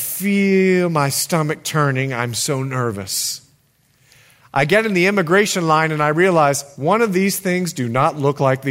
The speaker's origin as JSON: {"language": "English", "country": "Bahamas", "also_born_or_lived": "United States", "said": "I'm more Bahamian than I am American"}